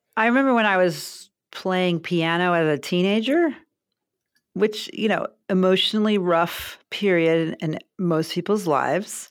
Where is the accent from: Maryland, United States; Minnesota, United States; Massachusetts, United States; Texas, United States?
Maryland, United States; Baltimore; moved away as an adult; also born or lived in Grinnell; I grew up in Baltimore